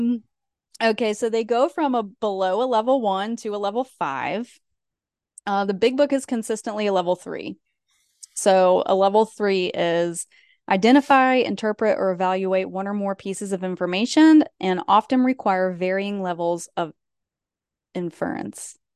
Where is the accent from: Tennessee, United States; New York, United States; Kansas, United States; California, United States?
Tennessee, United States; East; moved away; where I'm from, where I grew up in East Tennessee. Anytime I go back home, which is not often